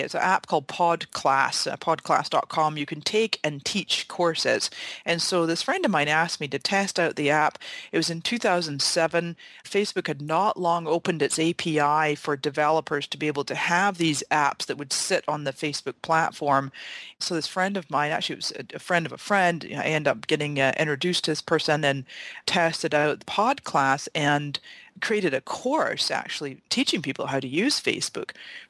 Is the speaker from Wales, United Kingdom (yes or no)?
no; Scotland, United Kingdom; also born or lived in Canada; now in San Diego, United States; You know, I was born in Canada to Scottish parents. My parents are 100% Scottish. And when I was 12, my dad went back to Scotland with my sisters and I. And I lived in Scotland for the next 20 years.